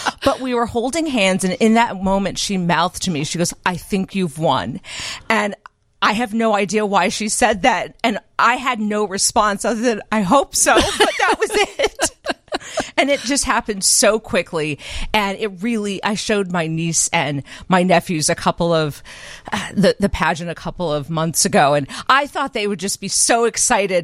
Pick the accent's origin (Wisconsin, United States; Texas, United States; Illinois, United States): Illinois, United States; Urbana; I'm from Champaign-Urbana. I was born and raised, and I should specify Urbana